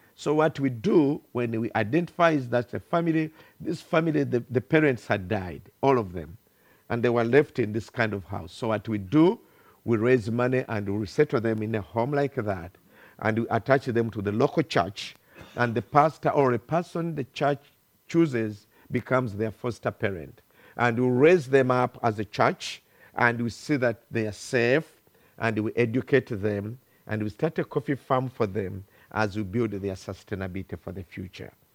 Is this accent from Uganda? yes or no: yes; Uganda; English is a second language; I come from Uganda, thousands of kilometers from here